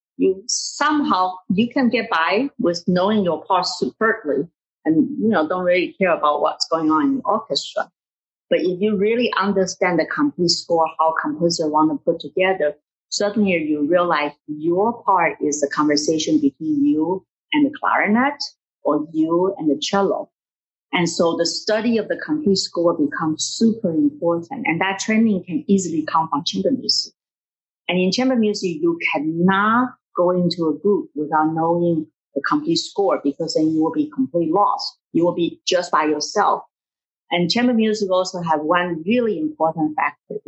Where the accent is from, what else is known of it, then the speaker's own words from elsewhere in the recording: Taiwan; moved away as an adult; also born or lived in Hartford, Connecticut; now in United States; My next move in Taiwan is just look for a teaching position and get married